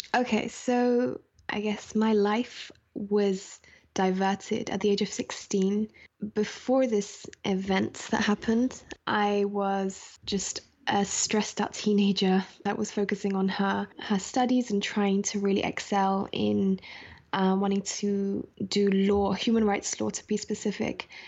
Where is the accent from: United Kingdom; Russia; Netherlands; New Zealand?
United Kingdom; London; also born or lived in Scotland; I was born in Scotland and then moved to London, um, at a very young age